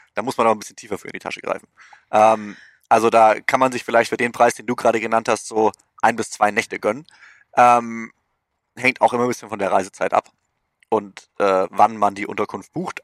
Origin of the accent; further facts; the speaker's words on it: Germany; now in United States; uns als äh, Deutscher